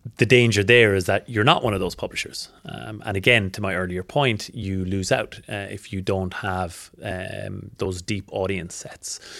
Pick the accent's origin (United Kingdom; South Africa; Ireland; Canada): Ireland; moved away as an adult; now in Australia; I'm not from around here. I'm Irish. I've been in Australia for six years.